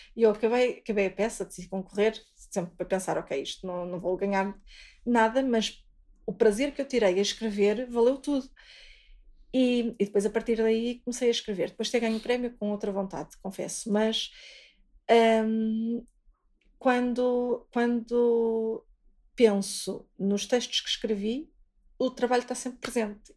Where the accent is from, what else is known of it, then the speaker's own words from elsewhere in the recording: Vizela, Braga, Portugal; eu sou de Vizela